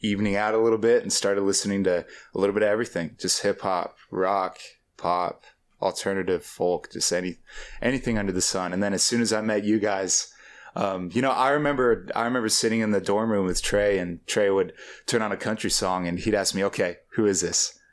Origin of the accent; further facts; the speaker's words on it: Topeka, Kansas, United States; I grew up with a generation that, um, that thought that leaving Topeka was a solution